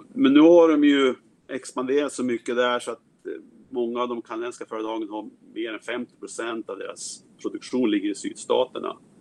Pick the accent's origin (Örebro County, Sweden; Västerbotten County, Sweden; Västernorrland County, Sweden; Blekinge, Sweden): Västernorrland County, Sweden; Härnösand; moved away as an adult; now in United States; Jag kommer från Härnösand där jag växte upp